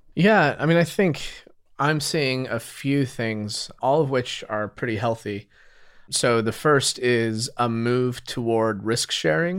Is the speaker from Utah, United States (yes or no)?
yes; Utah, United States; moved away as an adult; now in San Francisco, United States; I grew up in Utah